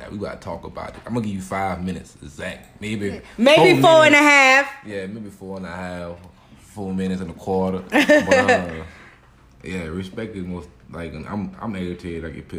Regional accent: Louisiana, United States; moved away; I'm from Louisiana.

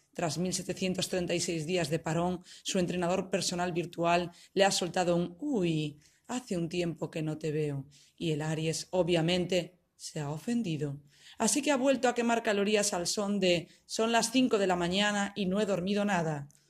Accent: Spain; moved away as an adult; now in Italy; soy española. Soy de España, pero vivo en Italia. Vivo en Italia desde hace 13 años

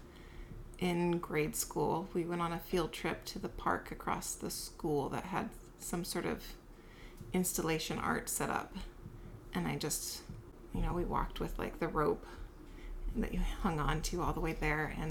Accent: California, United States; also born or lived in Salt Lake City, Utah / Kansas / Oakland, California; I was born in Salt Lake City and cruelly ripped from my grandmother's arms when they moved to California for better work.

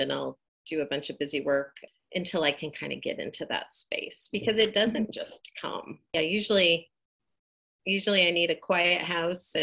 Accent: Eugene, Oregon, United States; also born or lived in Bend, Oregon; I am a lifelong Oregonian. I grew up in Eugene, Oregon.

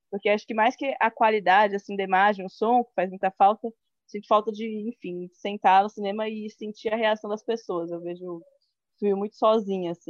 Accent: São Paulo, Brazil; moved away as an adult; also born or lived in Pelotas, Rio Grande do Sul; eu estudo em Pelotas, Rio Grande do Sul, mas eu sou originalmente daqui de São Paulo, que é onde eu estou agora, na casa dos meus pais.

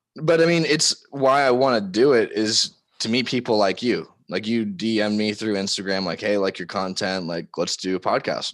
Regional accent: Laguna Beach, California, United States; moved away as an adult; also born or lived in Tacoma, Washington; I grew up in Laguna Beach, California, lived there for eighteen years

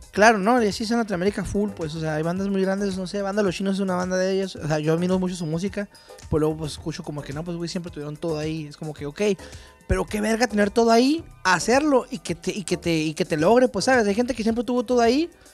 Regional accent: Chihuahua, Mexico; also born or lived in Tijuana; Los burritos son de donde yo soy, de Chihuahua. Son de Juárez, de Villahumada.

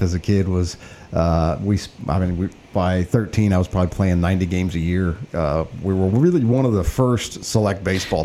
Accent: East Alton, Illinois, United States; I grew up in East Alton, went to Wood River High School, uh, Illinois College, and yeah, I've been a community member all my life

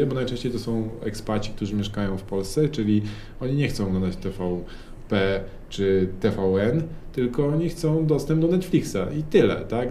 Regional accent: Warsaw, Masovian Voivodeship, Poland; skąd jesteśmy, jak usłyszeli z Warszawy

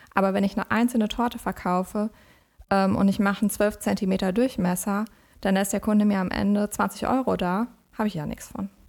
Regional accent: Westerwald, Rhineland-Palatinate, Germany; moved away as an adult; also born or lived in Siegerland / Essen; now in Bonn, Germany; ich komme äh, ursprünglich aus dem Westerwald, äh, bin da aufgewachsen

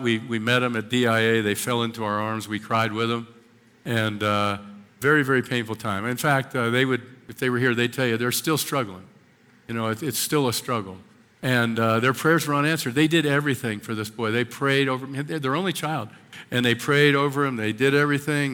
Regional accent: Washington Crossing, Pennsylvania, United States; moved away; where I grew up, uh, just north of Philadelphia in the Washington Crossing

